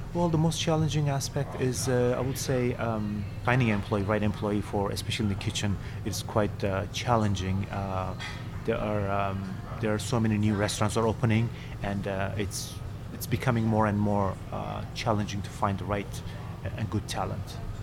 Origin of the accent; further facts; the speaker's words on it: Istanbul, Turkey; now in New York, United States; I am from uh, Turkey originally, from Istanbul. Uh, I grew up in Istanbul.